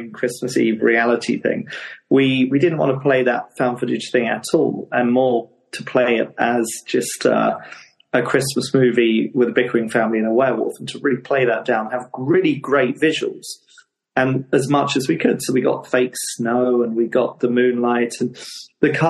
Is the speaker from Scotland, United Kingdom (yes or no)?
no; Hastings, South East England, United Kingdom; Hastings, which is my hometown, which is a seaside town in Sussex in England